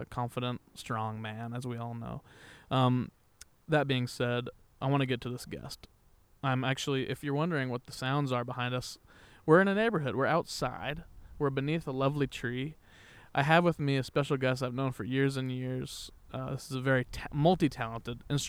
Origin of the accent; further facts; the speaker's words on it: Wichita, Kansas, United States; moved away; I'm from Wichita